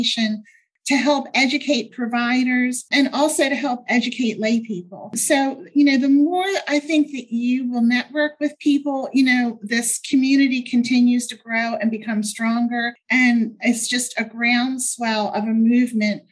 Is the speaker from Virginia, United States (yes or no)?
no; Baltimore, Maryland, United States; I'm from Baltimore, Maryland. I very rarely travel out of state